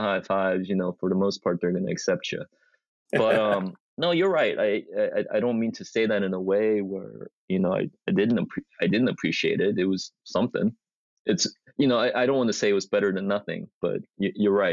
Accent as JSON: {"language": "English", "town": "Springfield", "region": "Oregon", "country": "United States", "tie": "born or raised there", "also_born_or_lived": "Jeju Island, South Korea / Seoul, South Korea / New York", "said": "I was the only Asian growing up in Springfield"}